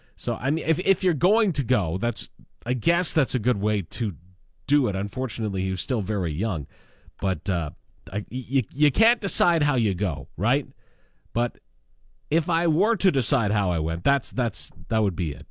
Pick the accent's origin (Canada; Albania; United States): Canada; Lanigan, Saskatchewan; now in Regina, Canada; my hometown of Lanigan, which is, you know, under fifty, fifteen hundred people